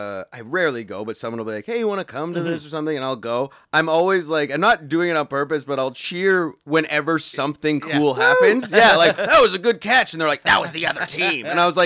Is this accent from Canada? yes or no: yes; Thunder Bay, Ontario, Canada; now in Toronto, Canada; I grew up in Thunder Bay, which is a hockey town.